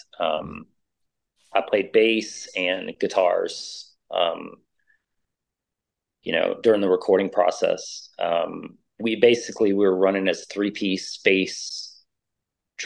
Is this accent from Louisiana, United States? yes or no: yes; New Orleans, Louisiana, United States; now in Austin, United States; I'm originally from New Orleans. I came over to Texas.